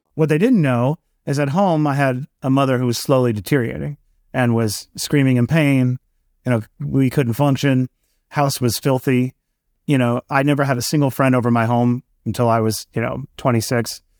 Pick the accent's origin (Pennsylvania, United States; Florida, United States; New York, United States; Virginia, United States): New York, United States; New York City; I grew up in Queens, New York